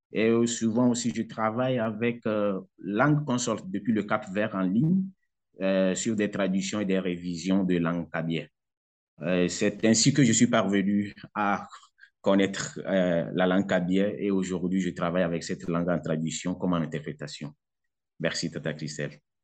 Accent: southern Togo, Togo; first language Kabiye; French is a second language; les milieux dans lesquels moi j'ai grandi, j'ai fréquenté, j'ai fait mes cours primaires et secondaires. C'est dans la partie sud du pays

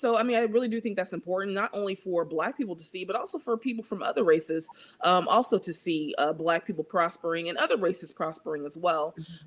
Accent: Missouri, United States; born there; also born or lived in North Dakota / Nevada; So I was born in Missouri and then also lived in North Dakota and then moved to Nevada.

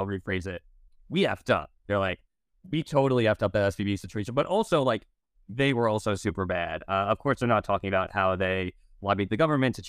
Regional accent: United States; I'm an American citizen.

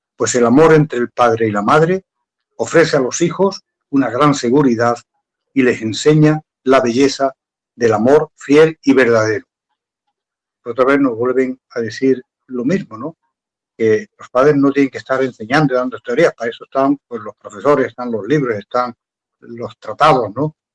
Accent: Andalusia, Spain; yo soy andaluz

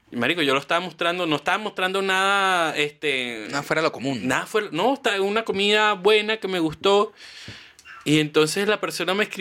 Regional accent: Chile; toda mi vida, soy chileno no conocía esto

